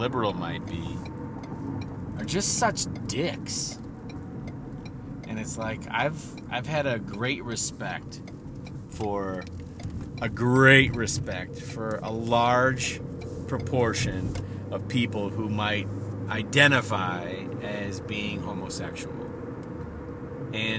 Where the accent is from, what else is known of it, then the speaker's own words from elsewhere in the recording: Midwest, United States; I'm from the Midwest